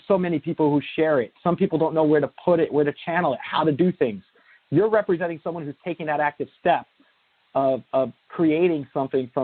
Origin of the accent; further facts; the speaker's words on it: New Jersey, United States; I'm from New Jersey myself